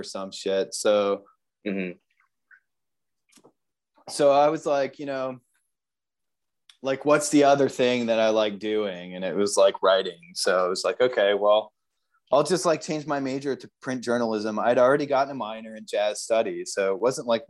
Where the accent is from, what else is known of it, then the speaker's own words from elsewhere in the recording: Atlanta, Georgia, United States; moved away as an adult; also born or lived in Canada / Worcester, Massachusetts / Naples, Florida; now in Buenos Aires, Argentina; Atlanta is where I was, like, you know, spent the most time, really, you know, kind of grew up there. I went to high school there